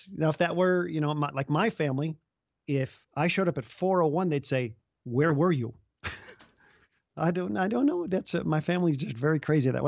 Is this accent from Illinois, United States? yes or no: yes; Chicago, Illinois, United States; now in Iowa, United States; I grew up in the Chicago area